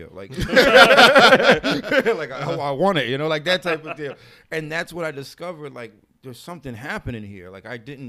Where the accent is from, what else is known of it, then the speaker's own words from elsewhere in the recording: New Britain, Connecticut, United States; also born or lived in New York; now in Hartford, United States; We moved to New Britain. I wasn't feeling it because it's my hometown